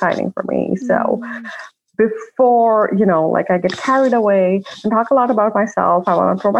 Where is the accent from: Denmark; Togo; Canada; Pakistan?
Pakistan; now in United States; I'm originally from Pakistan. And that is where I am right now. I'm visiting family, but I live in the US. I've been there for like about 11, 12 years now.